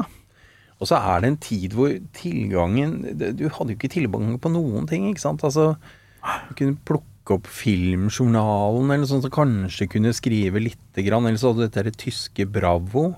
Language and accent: Norwegian; Oslo, Norway; Født og oppvokst ved Sankthanshaugen, Frimannskate, og bor der fortsatt